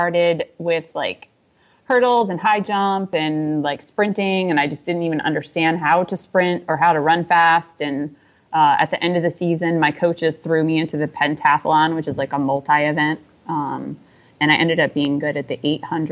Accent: outside Albany, upstate New York, United States; I grew up in upstate New York, just outside of Albany, which is the capital

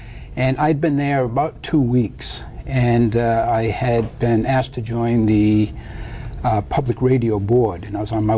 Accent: New Hampshire, Connecticut, and Boston, New England, United States; moved away as an adult; also born or lived in New York; now in Hawaii, United States; I was born in New Hampshire and was raised in New Hampshire, Connecticut, and Boston.

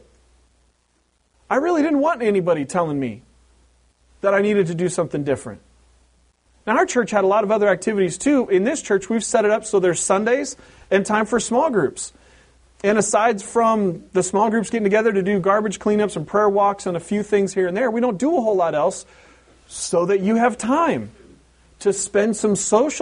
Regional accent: Pacific Northwest, United States; moved away; growing up in the Pacific Northwest in an Anglo culture

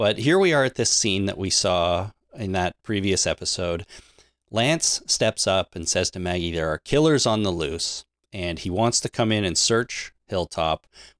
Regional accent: Canada

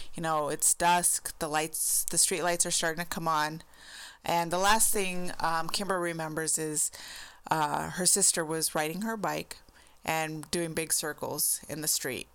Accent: Arizona, United States; my home state of Arizona

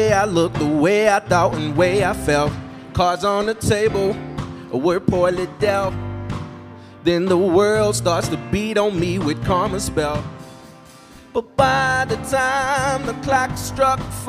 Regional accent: Round Rock, Texas, United States; now in Austin, United States; I was raised in Round Rock, The Rock

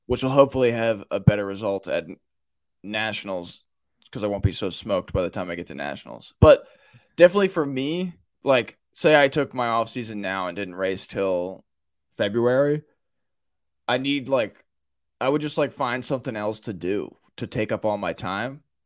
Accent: Baltimore, Maryland, United States; I'm from the Baltimore area, I mean, I've, like, growing up, everyone had a Ray Lewis jersey

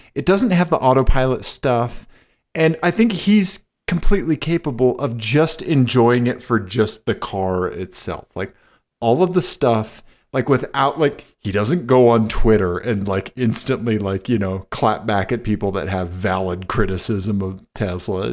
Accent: Missouri, United States; I'm from Missouri

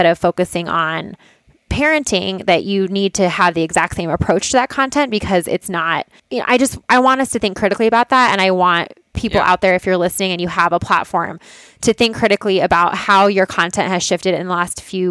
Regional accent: Boulder, Colorado, United States; I'm from Boulder

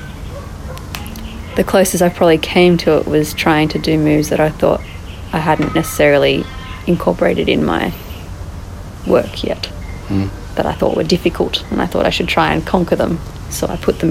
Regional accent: Australia; We're all white. We're all born in Australia.

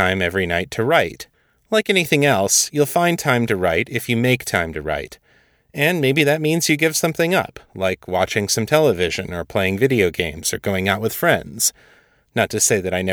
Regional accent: Michigan, United States; my home state of Michigan

